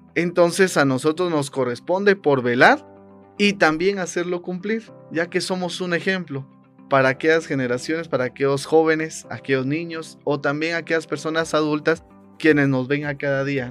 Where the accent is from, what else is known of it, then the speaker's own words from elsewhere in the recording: Guatemala; como guatemaltecos